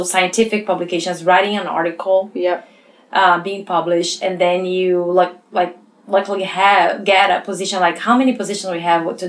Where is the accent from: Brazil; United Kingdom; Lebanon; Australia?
Brazil; English is a second language; So all my education was in Brazil. And so you guys bear that with my accent.